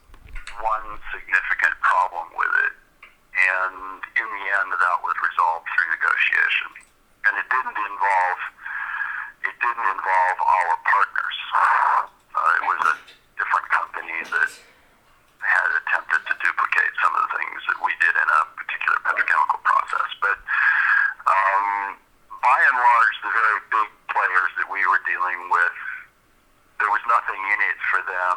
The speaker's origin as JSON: {"language": "English", "country": "United States", "also_born_or_lived": "China", "moved": "yes", "said": "I was an American"}